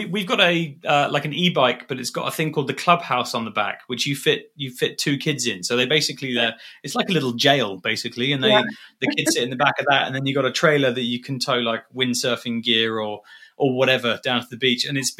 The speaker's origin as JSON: {"language": "English", "region": "Dubai", "country": "United Arab Emirates", "tie": "born or raised there", "said": "I grew up in Dubai, and my dad bought my mum like a secondhand a Jaguar Sovereign"}